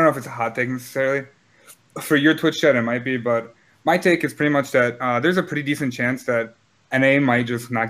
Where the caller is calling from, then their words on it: Illinois, United States; I'm calling from Illinois.